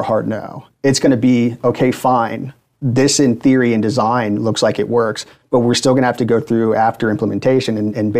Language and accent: English; Atlanta, Georgia, United States; moved away as an adult; also born or lived in Auburn, Alabama; now in Washington, D.C., United States; I'm from the Atlanta area, go to Auburn, come back.